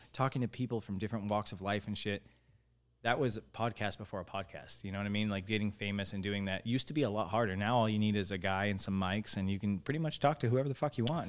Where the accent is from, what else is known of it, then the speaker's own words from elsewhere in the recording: Lake Havasu City, Arizona, United States; our generation is the literal first generation of people who are absolute Havasovians